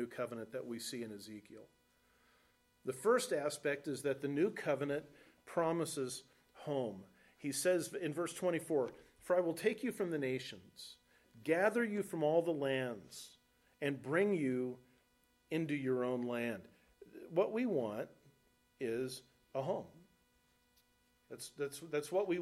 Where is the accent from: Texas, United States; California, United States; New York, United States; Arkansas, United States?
California, United States; Los Alamitos; moved away as an adult; now in Nebraska, United States; the house I grew up in Los Alamitos, California